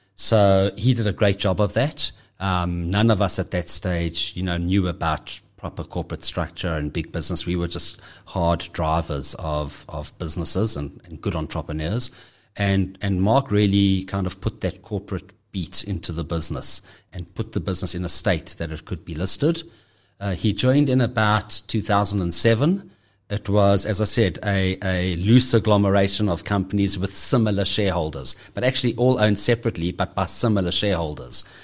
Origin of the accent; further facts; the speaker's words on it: Johannesburg, Gauteng, South Africa; I'm born and bred in Johannesburg. Uh, have always lived here.